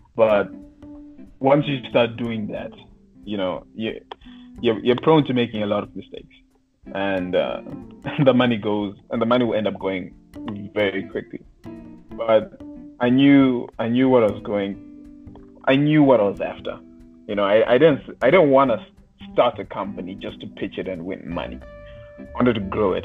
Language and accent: English; Zimbabwe; I was I was raised in Zimbabwe